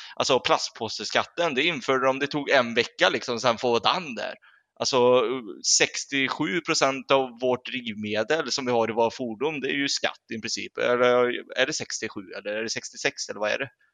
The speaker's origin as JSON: {"language": "Swedish", "country": "Sweden", "said": "vi svenskar"}